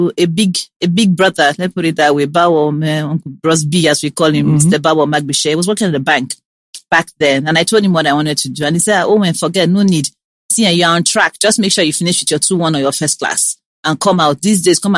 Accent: Benin City, Edo, Nigeria; I grew up in Benin. I was born, bred, buttered Benin

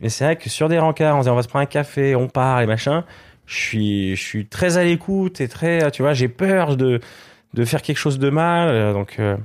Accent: Switzerland; moved away as an adult; now in France; en tant que Suisse

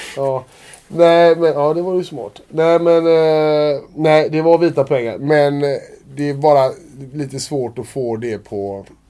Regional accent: Gothenburg, Västra Götaland, Sweden; jag är göteborgare och höll på Blåvitt när jag var liten

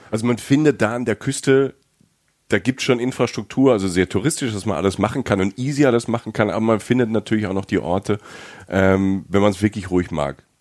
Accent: Germany; ich bin aus Deutschland

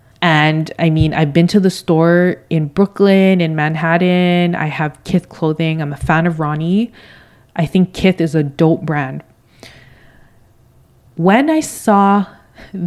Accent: Toronto, Ontario, Canada; also born or lived in New York / Vancouver; I was born and raised in Toronto

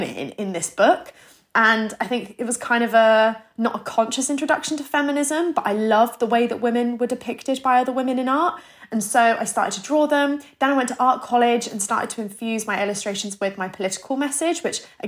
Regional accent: Plymouth, South West England, United Kingdom; moved away as an adult; now in London, United Kingdom; I grew up in Plymouth. So I'm 23 years old. I moved to London maybe 4 or 5 years ago.

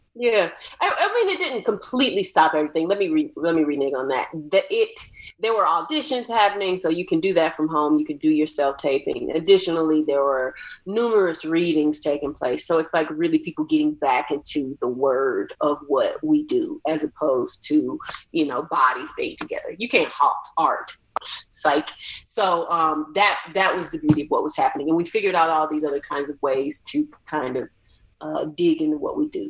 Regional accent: Atlanta, Georgia, United States; I'm from Atlanta

